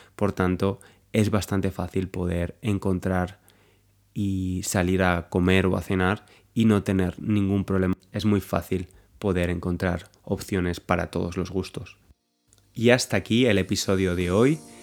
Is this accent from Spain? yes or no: yes; Valencia, Valencian Community, Spain; moved away as an adult; now in London, United Kingdom; aunque soy español, soy de Valencia, que es una de las ciudades más grandes en España, en el este de España